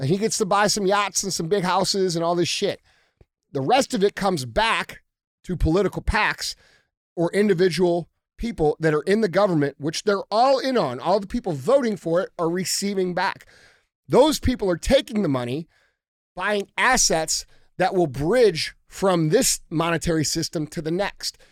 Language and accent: English; United States; we as American citizens